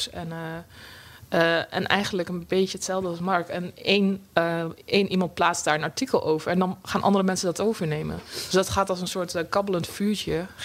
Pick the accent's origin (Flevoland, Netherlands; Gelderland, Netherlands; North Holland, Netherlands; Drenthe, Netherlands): Drenthe, Netherlands; accent: Rotterdam; now in Rotterdam, Netherlands; Ik ben heel impulsief verhuisd van Drenthe naar Rotterdam, vandaar mijn accent.